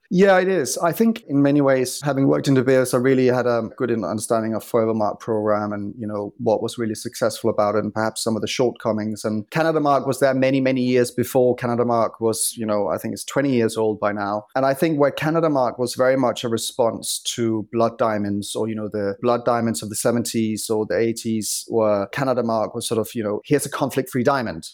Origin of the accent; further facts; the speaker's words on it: Copenhagen, Capital Region of Denmark, Denmark; moved away as an adult; also born or lived in London; I'm originally from Copenhagen, but I moved to London when I was twenty